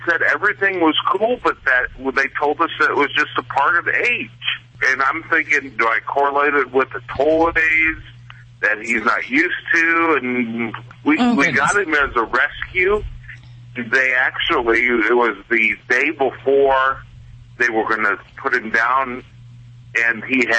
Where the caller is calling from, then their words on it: Phoenix, Arizona, United States; I'm calling from Phoenix.